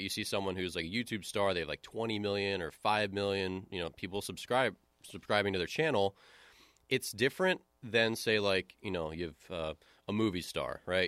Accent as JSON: {"language": "English", "town": "Baltimore", "region": "Maryland", "country": "United States", "tie": "born or raised there", "moved": "yes", "said": "I grew up in Baltimore"}